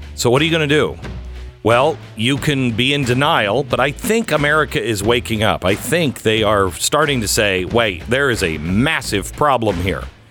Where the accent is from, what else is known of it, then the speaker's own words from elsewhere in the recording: Seattle, Washington, United States; I'm from Seattle. I, I grew up in Seattle